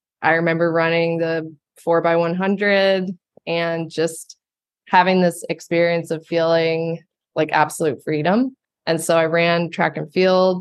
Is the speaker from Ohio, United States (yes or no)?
yes; Ohio, United States; now in New York City, United States; I grew up in Ohio